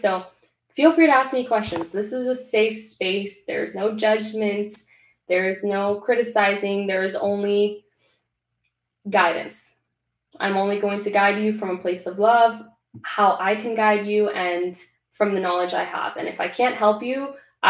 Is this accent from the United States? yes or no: no; Venezuela; I'm Latina, born and raised in Venezuela